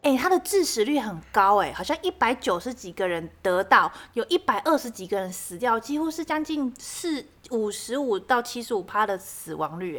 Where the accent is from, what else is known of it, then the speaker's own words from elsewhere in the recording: Kaohsiung, Taiwan; 因为我是南部人，我们在高雄